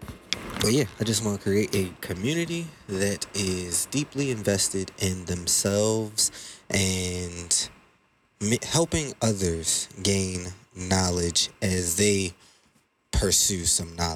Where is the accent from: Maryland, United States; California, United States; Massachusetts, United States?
Maryland, United States; Baltimore; I'm from Baltimore